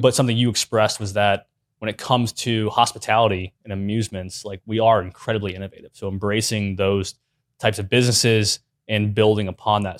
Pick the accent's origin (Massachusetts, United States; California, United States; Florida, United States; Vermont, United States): Florida, United States; Sanford; I grew up in Sanford